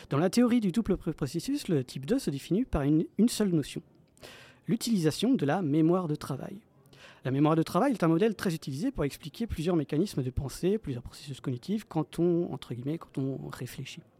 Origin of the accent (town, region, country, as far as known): France